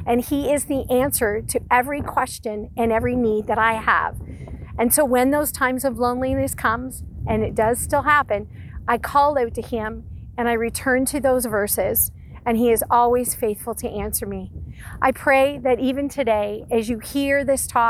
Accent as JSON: {"language": "English", "region": "Ontario", "country": "Canada", "tie": "born or raised there", "moved": "yes", "lives_now": "Prince Edward Island, Canada", "said": "I was born and raised in Ontario, and that's where all of my family remains"}